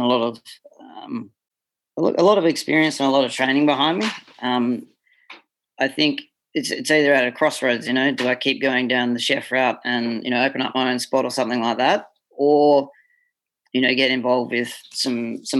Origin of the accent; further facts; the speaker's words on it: Australia; moved away as an adult; I'm an Australian born and bred and I grew up on crap cheese